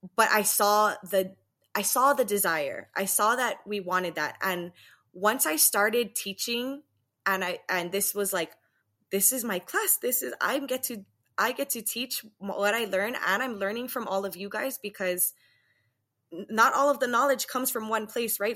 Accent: Waianae, Hawaii, United States; moved away as an adult; now in Las Vegas, United States; I'm originally from Waianae, born and raised.

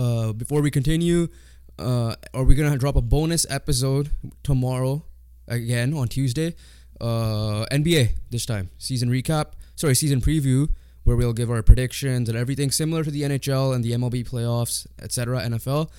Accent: Canada; being Canadian

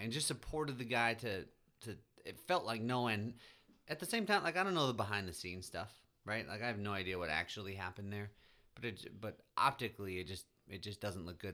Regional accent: Midwest, United States; being a Midwesterner

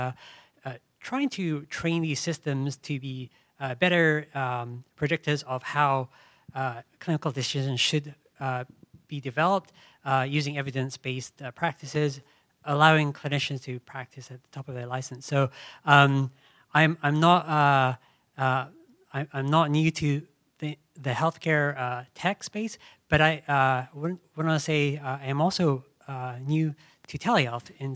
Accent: Charleston, South Carolina, United States; I'm actually from Charleston, South Carolina.

